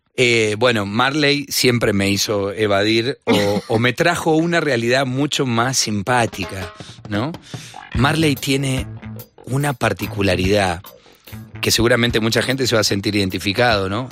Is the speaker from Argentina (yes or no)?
yes; Argentina; Que también crecí Vos sabés que en Argentina hay una influencia del rock y del pop muy grande